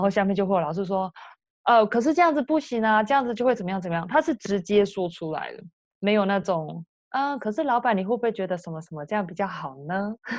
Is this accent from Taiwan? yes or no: yes; Taiwan; moved away as an adult; now in United States; 我是台湾人